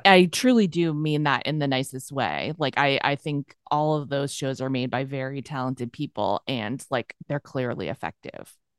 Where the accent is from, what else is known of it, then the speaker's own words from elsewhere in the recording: near Boston, Massachusetts, United States; moved away as an adult; also born or lived in New York City; I'm from Massachusetts. I just say Boston for short, near mm-hmm. Boston